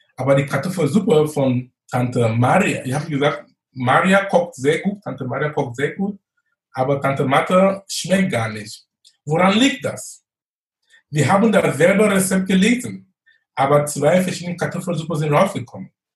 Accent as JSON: {"language": "German", "country": "Cameroon", "tie": "born or raised there", "also_born_or_lived": "Munich, Germany", "moved": "as an adult", "lives_now": "Germany"}